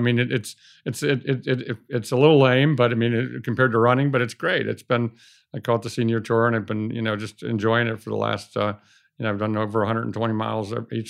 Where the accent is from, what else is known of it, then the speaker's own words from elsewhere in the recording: Cleveland, Ohio, United States; I mean, I drew a circle around a 300-mile radius of Cleveland thinking that I was going to find a business to buy in that circle, and I found one in Los Angeles